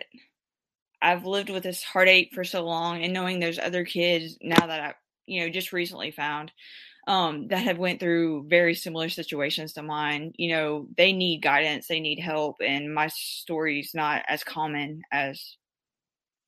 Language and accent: English; New Orleans, Louisiana, United States; I was born in New Orleans